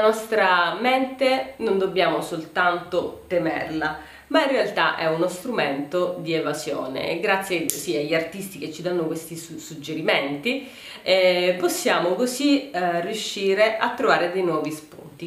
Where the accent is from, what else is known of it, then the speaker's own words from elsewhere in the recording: Sicily, Italy; da siciliani